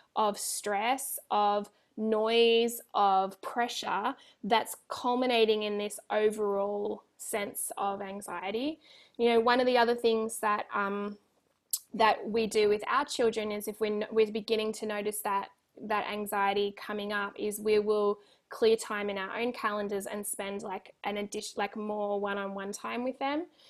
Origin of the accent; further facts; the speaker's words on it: Australia; moved away as an adult; now in California, United States; I'm Australian